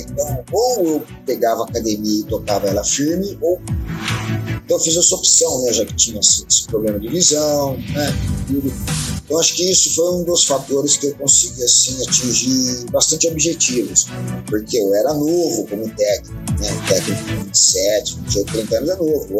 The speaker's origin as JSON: {"language": "Portuguese", "town": "Campinas", "region": "São Paulo", "country": "Brazil", "said": "eu sou de Campinas, né, cidade de São Paulo"}